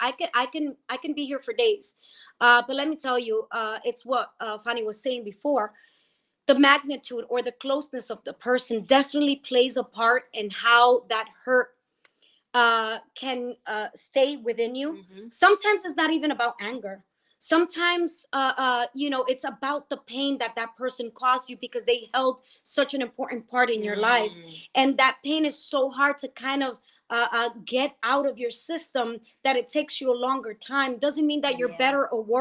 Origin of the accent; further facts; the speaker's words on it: West New York, New Jersey, United States; from West New York, New Jersey, my hometown